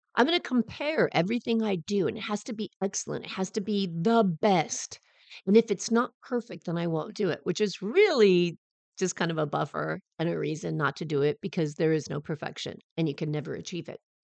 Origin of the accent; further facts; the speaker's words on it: Southern California, United States; I'm from Southern California